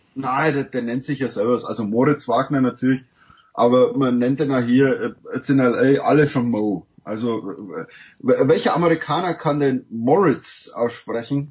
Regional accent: Germany; now in United States; als Deutscher

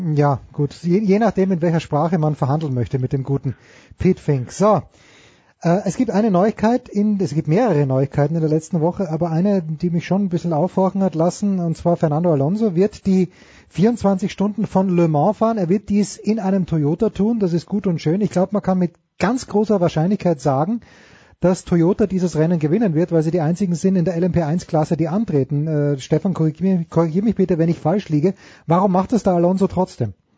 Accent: Austria; ich bin ja Österreicher

